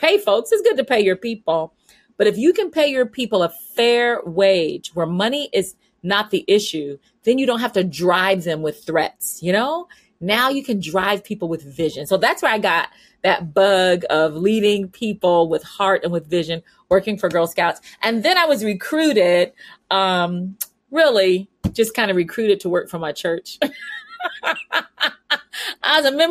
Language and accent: English; San Diego, California, United States; also born or lived in Midwest / Florida / Chicago, Illinois; now in Munster, Indiana, United States; I was born and raised in San Diego, California. So I'm a Southern California girl